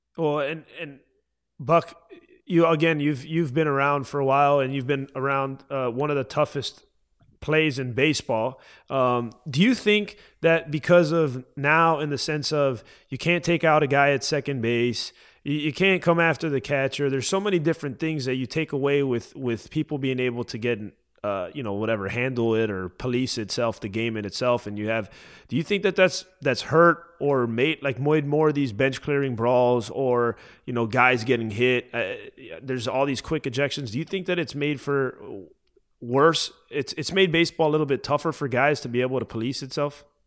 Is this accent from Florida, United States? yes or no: yes; Miami, Florida, United States; moved away as an adult; also born or lived in Tennessee; I'm from Miami